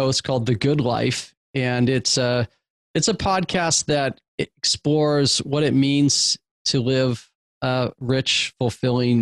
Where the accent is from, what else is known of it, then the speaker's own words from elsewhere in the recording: Eugene, Oregon, United States; I grew up in the Pacific Northwest in Eugene, Oregon, a small college town